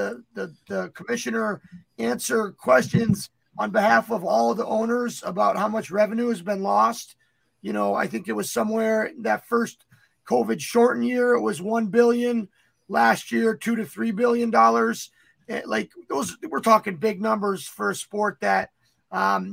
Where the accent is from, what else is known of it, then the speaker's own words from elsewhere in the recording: United States; just being American